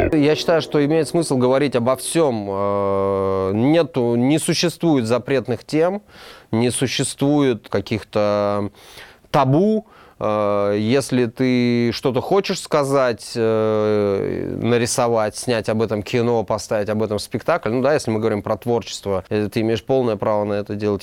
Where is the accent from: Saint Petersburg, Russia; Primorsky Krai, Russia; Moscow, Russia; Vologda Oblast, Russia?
Moscow, Russia; Я родился в Москве